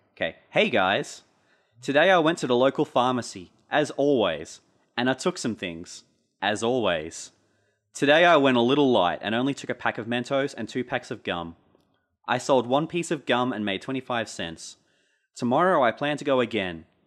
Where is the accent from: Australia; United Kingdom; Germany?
Australia; Pittsworth, Queensland; growing up in Pittsworth as, like, a weirdo outsider